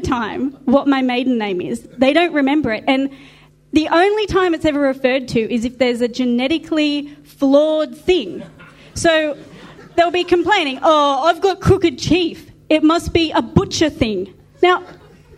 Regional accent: Australia; we're Australians. We're Aussies.

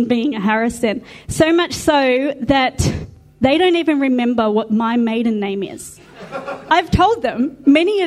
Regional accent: Australia; we're Australians. We're Aussies.

